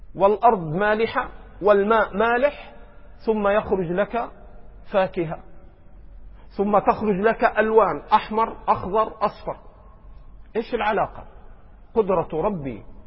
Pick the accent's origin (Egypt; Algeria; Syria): Egypt; عندنا في مصر